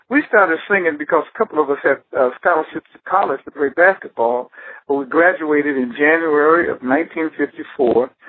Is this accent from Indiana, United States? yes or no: no; Detroit, Michigan, United States; I was born in Detroit.